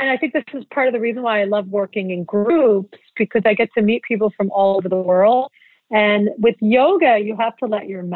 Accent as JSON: {"language": "English", "town": "Philadelphia", "region": "Pennsylvania", "country": "United States", "tie": "born or raised there", "also_born_or_lived": "New York / Los Angeles", "moved": "yes", "said": "As a young child, I grew up in Philadelphia where there's a lot of culture"}